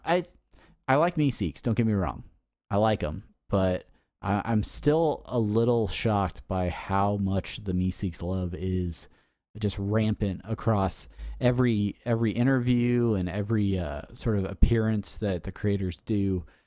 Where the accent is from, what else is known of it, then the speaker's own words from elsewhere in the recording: San Diego, California, United States; San Diego Comic-Con. Uh, the nerds have overtaken my hometown